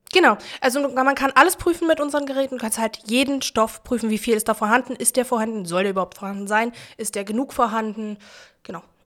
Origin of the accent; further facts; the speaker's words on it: Berlin, Germany; Ich bin in Berlin-Neukölln geboren, im alten Neuköllner Krankenhaus, genau. Ähm, bin auch im, also am Rand von Neukölln aufgewachsen, in Buko